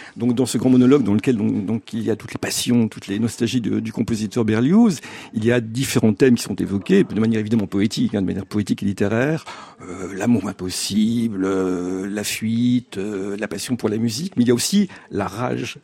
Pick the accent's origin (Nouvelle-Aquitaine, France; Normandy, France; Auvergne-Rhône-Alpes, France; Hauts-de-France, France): Hauts-de-France, France; Lille; je suis né à Lille